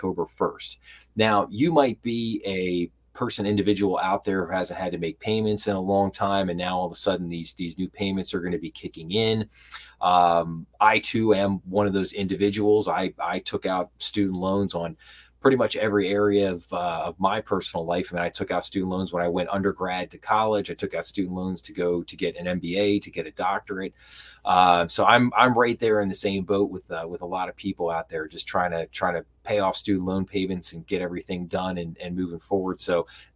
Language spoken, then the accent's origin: English; Philadelphia, Pennsylvania, United States; I'm from the Philadelphia area, so I'm a huge Philadelphia sports fan